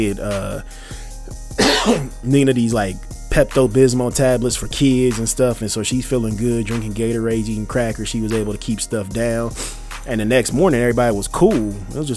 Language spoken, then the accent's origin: English; United States; I am an American